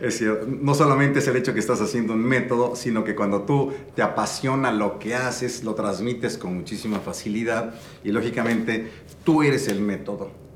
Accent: Mexico City, Mexico; nací en la Ciudad de México, mis padres eran de Tampico, nos tuvieron en la Ciudad de México y bueno, eh, soy, cursé con maristas 12 años, jesuitas 5 años en la Ibero

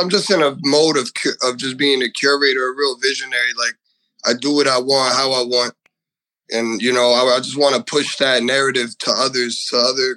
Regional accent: Elizabeth, New Jersey, United States; I'm from, born and raised in Elizabeth, New Jersey

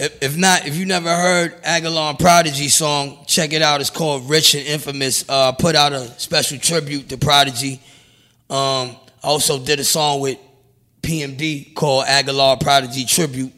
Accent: New York City, New York, United States; I'm from Brownsville

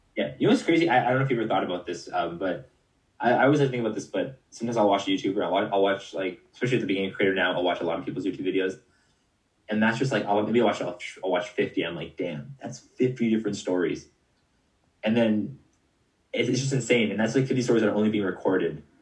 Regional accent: Canada; I'm from Canada

